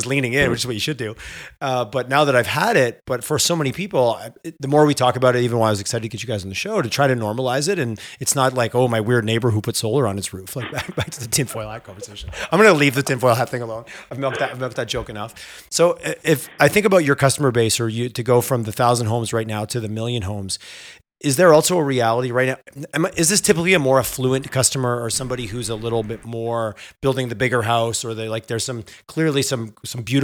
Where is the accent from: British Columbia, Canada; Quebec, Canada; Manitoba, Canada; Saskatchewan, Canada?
Quebec, Canada; Montreal; now in Alberta, Canada; I grew up out east in Montreal